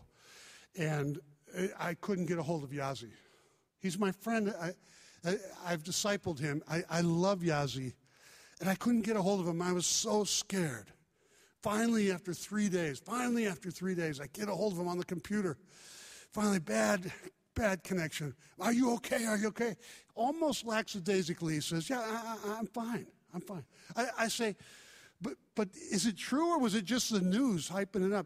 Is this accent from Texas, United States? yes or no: no; Chicago, Illinois, United States; moved away; also born or lived in Indiana; I was raised in Chicago